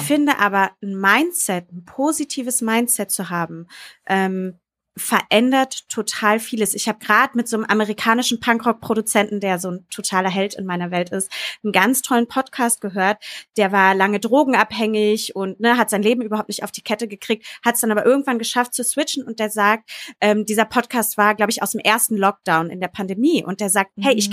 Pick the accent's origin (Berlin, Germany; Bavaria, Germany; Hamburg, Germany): Berlin, Germany; Jule und ich sind ja zum Beispiel aus Berlin. Wir sind ja aus der Großstadt.